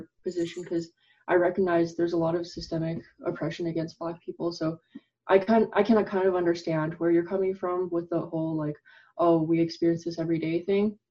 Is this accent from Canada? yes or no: yes; Canada; who's Chinese, I grew up in Canada